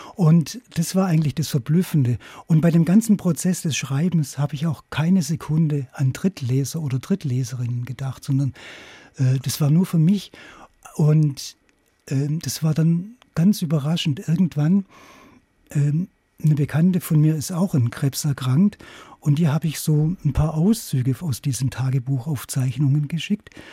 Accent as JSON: {"language": "German", "town": "Königsbronn", "region": "Baden-Württemberg", "country": "Germany", "tie": "born or raised there", "also_born_or_lived": "Hamburg", "moved": "yes", "said": "nach Königsbronn auf der Schwäbischen Alb, meinem Heimatort"}